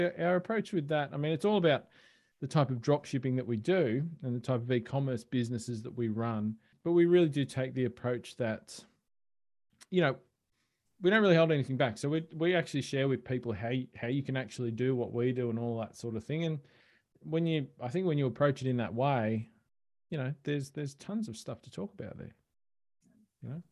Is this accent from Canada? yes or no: no; Australia; accent: Australian; I am Australian, as people can probably tell from my accent